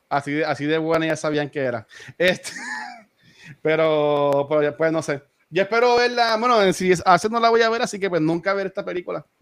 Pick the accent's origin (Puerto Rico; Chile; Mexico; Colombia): Puerto Rico; Loíza; yo aquí, este me crié aquí en Villa de Loiza